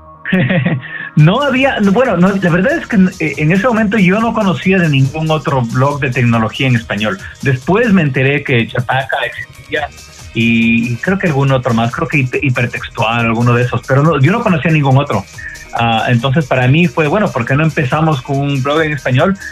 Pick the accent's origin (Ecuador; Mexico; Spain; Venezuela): Ecuador; moved away as an adult; now in United States; yo soy originario de Ecuador, me mudé a, Estados Unidos hace ya como 18 años, una cosa así. Ah, vine a estudiar la universidad acá.